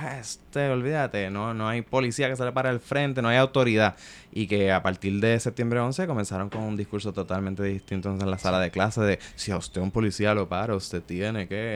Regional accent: Puerto Rico; soy hijo de mi tiempo en mi país colonial. Este, Yo crecí este, en la década de los 90

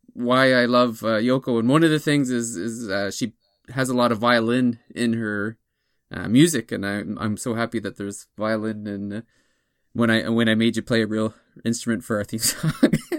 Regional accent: near Toronto, Ontario, Canada; moved away; my hometown's not far from Toronto

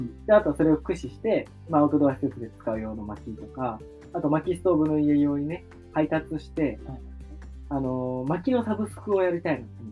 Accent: Tokyo, Japan; moved away as an adult; now in Awaji Island, Japan; 東京生まれ、東京育ち、二十六歳の、我々が、淡路島に移住して

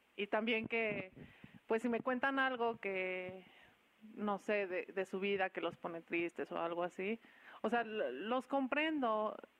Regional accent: Querétaro, Mexico; also born or lived in Mexico City; soy orgullosamente chilanga, soy queretana y radico aquí desde los cinco años

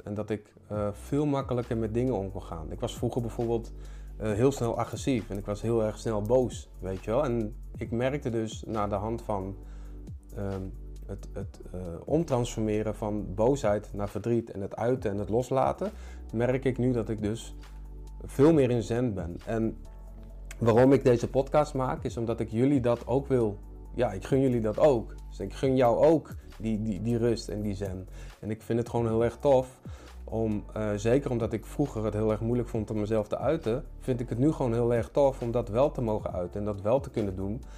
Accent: Utrecht, Netherlands; ik kom dus uit Utrecht. Ik eh, ben daar opgegroeid

